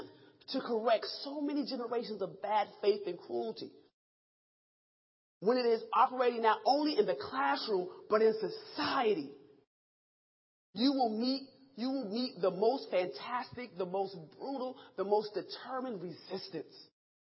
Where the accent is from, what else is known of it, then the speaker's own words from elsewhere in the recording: Rochester, New York, United States; I'm from Rochester, New York, upstate New York, where it's cold